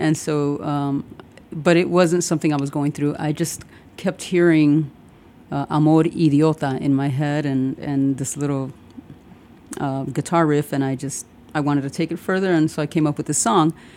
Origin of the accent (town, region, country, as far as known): Chicago, Illinois, United States; born or raised there; also born or lived in Puerto Rico / Pilsen, Chicago / Humboldt Park, Chicago / Little Village, Chicago